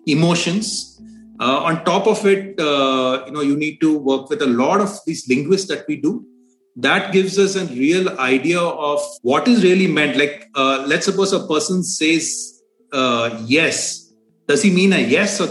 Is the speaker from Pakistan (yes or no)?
no; India; being an Indian.